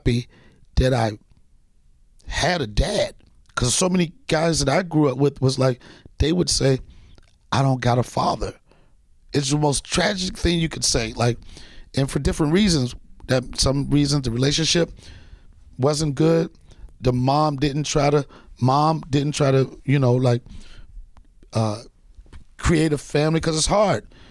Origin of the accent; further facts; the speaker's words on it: Alexandria, Virginia, United States; also born or lived in Washington, D.C.; I was born Washington, D.C., raised in Alexandria, Virginia